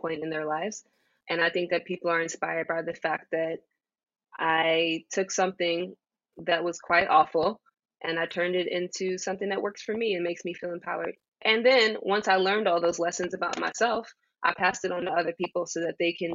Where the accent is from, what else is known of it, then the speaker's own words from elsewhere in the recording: New York City, New York, United States; I am from Jamaica, Queens